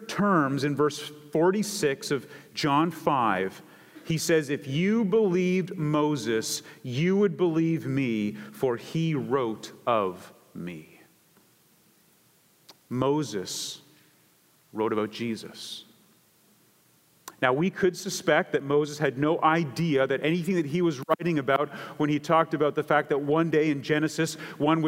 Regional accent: Canada; I come from Canada

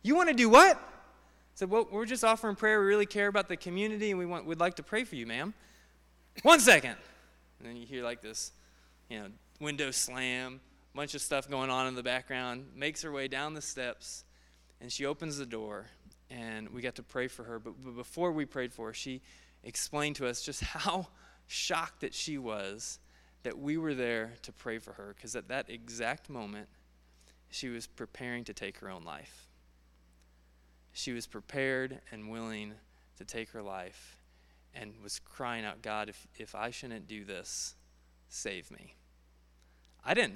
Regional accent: Indianapolis, Indiana, United States; also born or lived in Kansas City; now in Texas, United States; Grew up in Indianapolis, moved to Kansas City

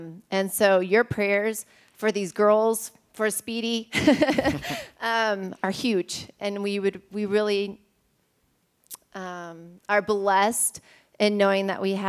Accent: Ecuador; So growing up in Ecuador, we're surrounded by teen girls that obviously live in abusive situations

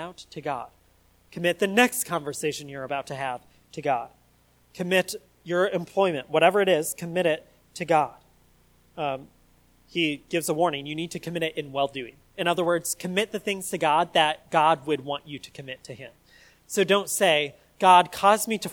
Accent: United States; us Americans

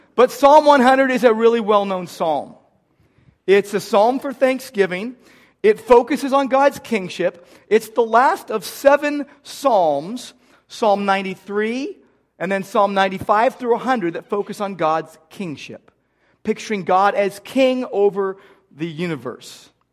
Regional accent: United States; I grew up in America

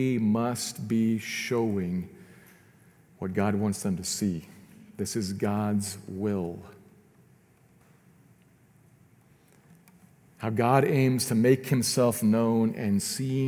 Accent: United States; I love being an American

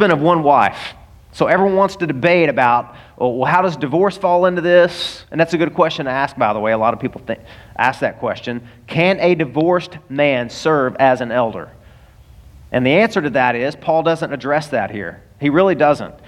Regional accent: the South, United States; now in Florida, United States; I'm from the South and it snows every year.

